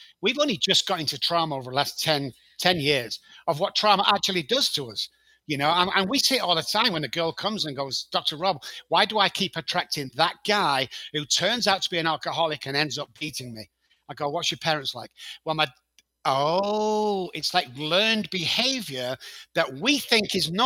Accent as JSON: {"language": "English", "town": "Manchester", "region": "North West England", "country": "United Kingdom", "moved": "as an adult", "lives_now": "San Antonio, United States", "said": "as you can tell by my accent. I live in San Antonio, Texas, but I'm actually from Manchester in the United Kingdom. I've been over here for 15 years."}